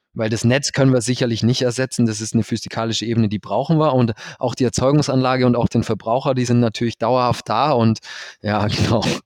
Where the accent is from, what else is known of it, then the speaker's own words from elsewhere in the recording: Allgäu, Bavaria, Germany; also born or lived in Berlin / Canada; bin dann zurück in meine Heimat